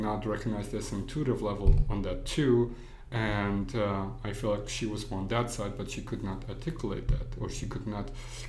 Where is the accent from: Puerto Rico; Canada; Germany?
Germany; also born or lived in Poland / United States; I was born in Poland, but I grew up in Germany, and then I moved to many different other countries, went to school and here in the United States